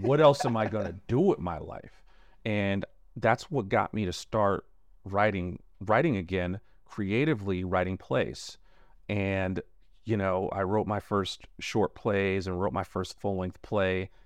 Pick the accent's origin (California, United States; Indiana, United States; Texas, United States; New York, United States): New York, United States; New York City; one thing I noticed about growing up in Brooklyn is we didn't even want to leave our block.